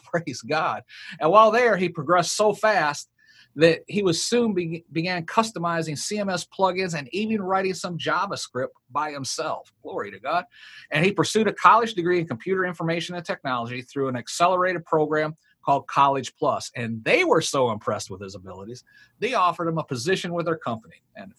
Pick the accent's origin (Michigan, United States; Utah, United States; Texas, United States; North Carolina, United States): Michigan, United States; Marysville; I grew up in Marysville.